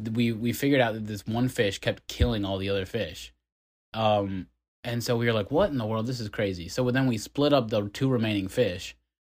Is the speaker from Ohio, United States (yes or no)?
yes; Ohio, United States; I grew up in Ohio.